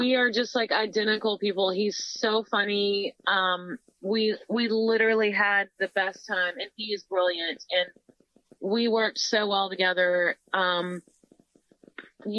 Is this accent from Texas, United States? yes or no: no; Missouri, United States; I'm from Missouri. I'm a farm girl.